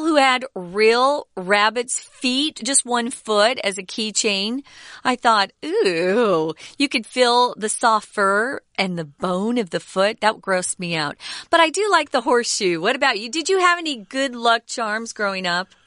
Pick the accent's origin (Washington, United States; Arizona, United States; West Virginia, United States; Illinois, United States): Arizona, United States; moved away; I grew up in Arizona where there are a lot of cowboys